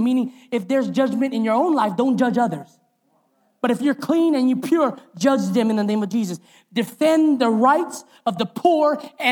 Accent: Hawaii, United States; as a Hawaiian

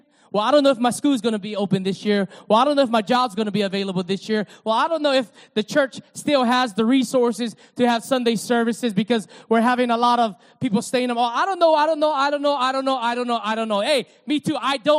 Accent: Hawaii, United States; I'm used to Hawaii. I understand this. Being gone for 12 years has challenged me. When I came back, my accent was a little bit flawed, right?

